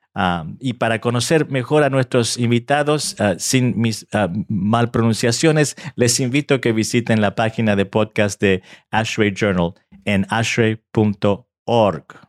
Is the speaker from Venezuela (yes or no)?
no; Argentina; now in United States; aunque nací en Argentina hace muchos años atrás y mi español, eh, mi español no es perfecto